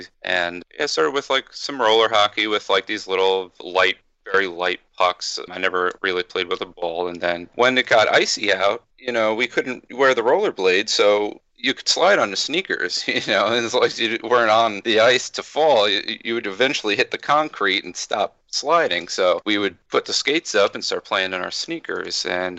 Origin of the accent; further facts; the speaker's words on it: New Jersey, United States; moved away as an adult; also born or lived in Florida; now in New York, United States; I'm born and raised in New Jersey in a place called Monmouth County, and then I moved down to Florida for a few years, and then when I met my wife, that's what actually brought me to New York.